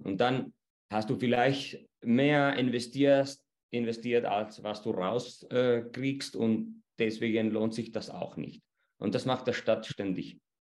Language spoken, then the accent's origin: German; Chile; bei uns in Chile